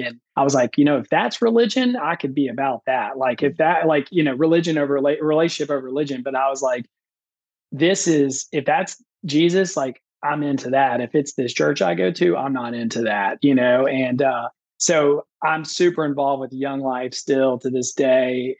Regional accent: Memphis, Tennessee, United States; now in Nashville, United States; I grew up in Memphis, Tennessee, on literally the wrong side of the tracks.

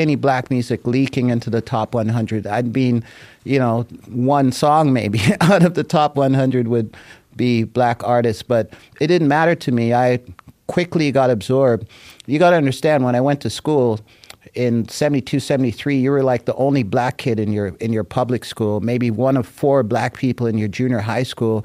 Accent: Jamaica; now in Toronto, Canada; as a Jamaican who loves music

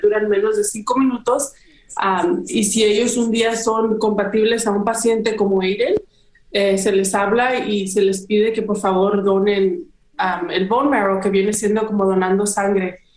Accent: Guadalajara, Jalisco, Mexico; now in United States; yo soy de Guadalajara, México

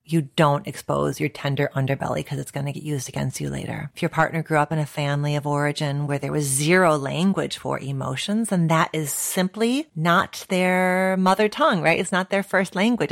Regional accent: United States; my location as an American psychologist

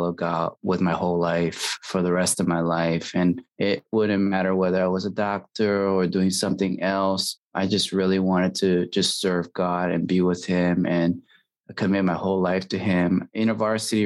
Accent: San Francisco, California, United States; moved away as an adult; also born or lived in Illinois / Chicago / Albany, New York; I grew up in San Francisco, California.

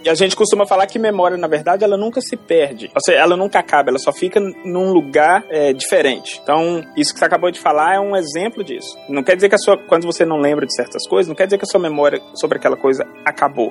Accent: Belo Horizonte, Minas Gerais, Brazil; eu sou de Belo Horizonte, fiz minha graduação na, na Faculdade de Filosofia e Ciências Humanas lá da UFMG

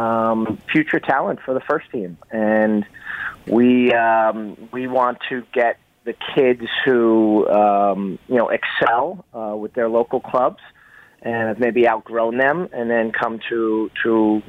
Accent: United States; moved away as an adult; now in Toronto, Canada; I moved here 3 years ago. I'm from the States, from the New York area

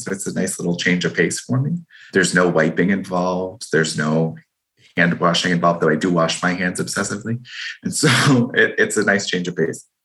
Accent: Boston, Massachusetts, United States; I'm from Boston. That is that is literally a love language here

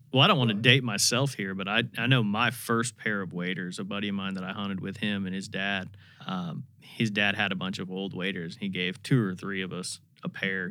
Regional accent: Indiana, United States; moved away; I grew up in Indiana

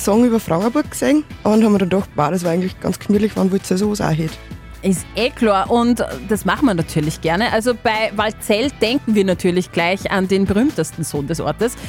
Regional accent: Austria; wir als Österreicher

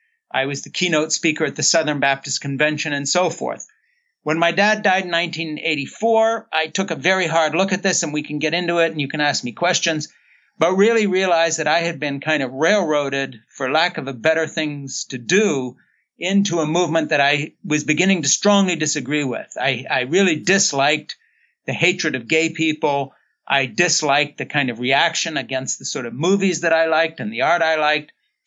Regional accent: Switzerland; born there; I was born in Switzerland in 1952 to two missionary parents who had come over at the end of the Second World War to work with kids in bombed out cities.

